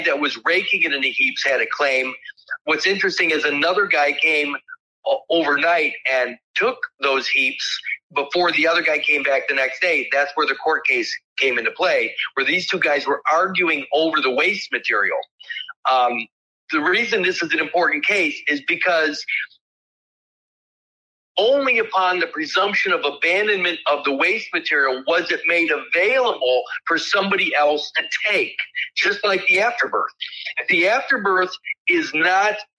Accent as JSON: {"language": "English", "area": "Winnebago County", "region": "Illinois", "country": "United States"}